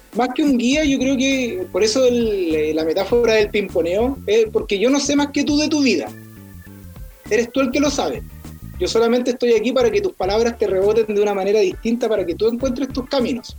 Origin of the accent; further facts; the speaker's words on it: Arica, Arica y Parinacota, Chile; yo soy de Arica